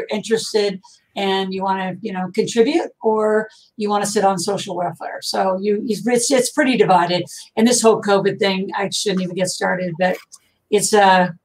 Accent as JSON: {"language": "English", "region": "Nebraska", "country": "United States", "tie": "born or raised there", "said": "I grew up in a farm in Nebraska"}